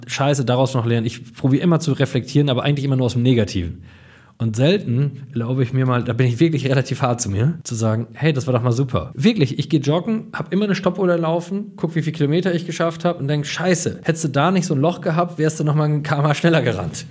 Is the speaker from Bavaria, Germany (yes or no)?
no; Coesfeld, North Rhine-Westphalia, Germany; in Coesfeld beraten zu dürfen, in meiner kleinen Heimatstadt, wo ich geboren bin